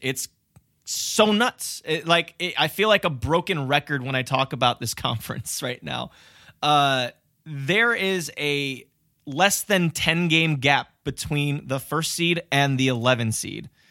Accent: Cleveland, Ohio, United States; My hometown

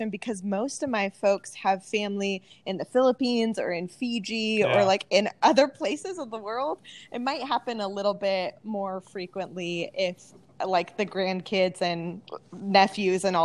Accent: Southern California, United States; now in Hayward, United States; Born and raised in Southern California, an alum of Point Loma Nazarene University, and so hardcore San Diego team fan base.

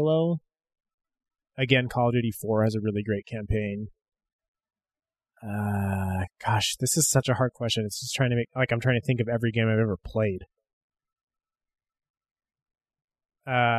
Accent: United States; Being an American

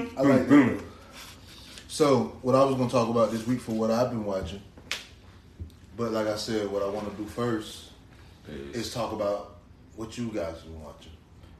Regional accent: Miami, Florida, United States; because I'm from Miami.

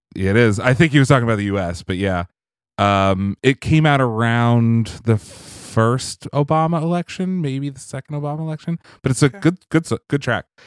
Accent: Pennsylvania, United States; where I grew up in Pennsylvania

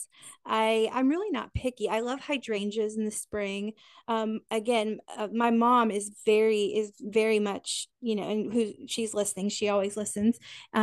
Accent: Kansas, United States; moved away; I would be a bad Kansan. I'm originally from Kansas.

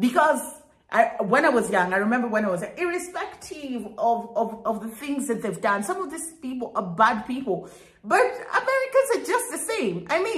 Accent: Kenya; for me as a Kenyan at least, he had a little bit of affiliation with Kenya

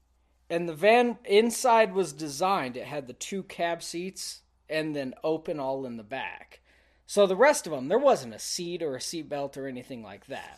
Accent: Texas, United States; moved away; I'm from Texas.

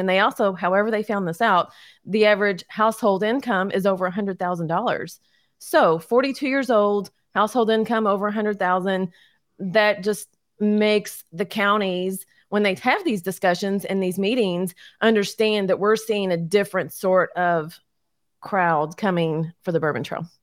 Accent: Louisville, Kentucky, United States; also born or lived in Crestwood, Kentucky; born and raised in Louisville

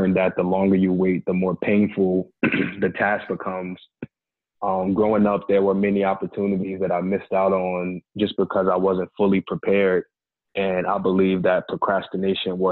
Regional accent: New Jersey, United States; moved away as an adult; now in Georgia, United States; the story of me moving from my hometown. 2 years ago, I relocated from New Jersey to Georgia

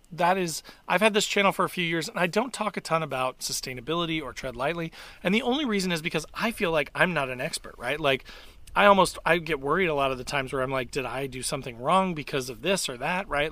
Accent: Indiana, United States; I'm from Indiana

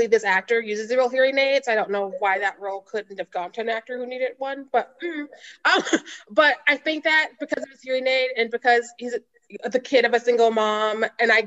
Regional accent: Missouri, United States; I'm from Missouri

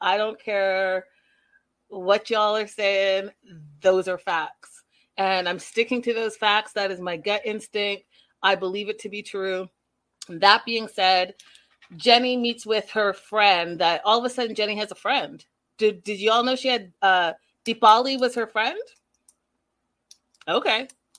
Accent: Vancouver, British Columbia, Canada; also born or lived in North York; from Toronto, Canada. I was born in North York. And if you're from Toronto, you know where that is. And raised in Vancouver, BC, but I call both places home.

